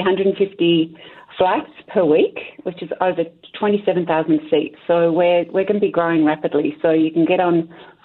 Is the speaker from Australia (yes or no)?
yes; Australia; accent: Australian; moved away as an adult; now in Canada; You can probably tell from my accent that I'm from Australia, so I've been living in Canada since June last year